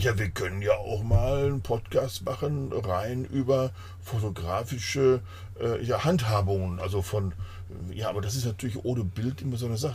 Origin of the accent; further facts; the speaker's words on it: Germany; ich als Deutscher